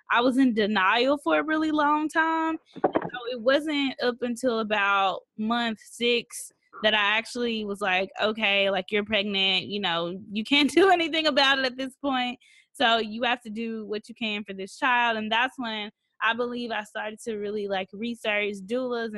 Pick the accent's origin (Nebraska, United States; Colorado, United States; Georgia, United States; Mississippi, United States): Mississippi, United States; I grew up in Mississippi